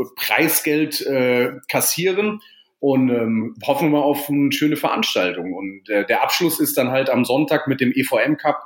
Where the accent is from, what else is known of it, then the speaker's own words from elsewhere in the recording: Vallendar, Rhineland-Palatinate, Germany; Ich bin ja selber auch aus Fallender